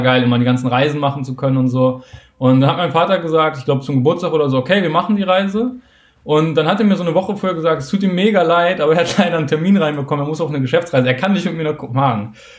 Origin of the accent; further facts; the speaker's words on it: Hamburg, Germany; ich komme aus Hamburg